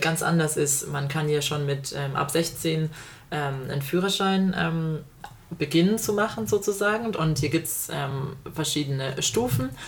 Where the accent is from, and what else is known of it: Germany; moved away as an adult; now in Australia